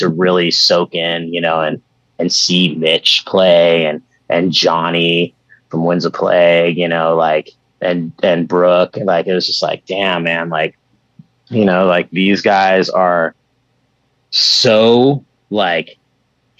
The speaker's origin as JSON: {"language": "English", "area": "Bay Area", "region": "California", "country": "United States", "tie": "born or raised there", "said": "growing up in the Bay Area and doing shows and networking and stuff"}